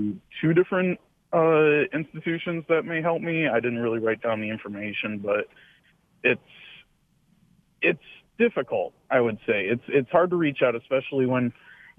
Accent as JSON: {"language": "English", "town": "Shelby Township", "region": "Michigan", "country": "United States", "tie": "born or raised there", "said": "my hometown of Shelby Township"}